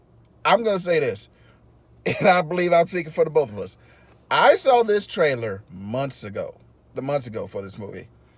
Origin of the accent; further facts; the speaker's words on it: Houston, Texas, United States; We're from Houston.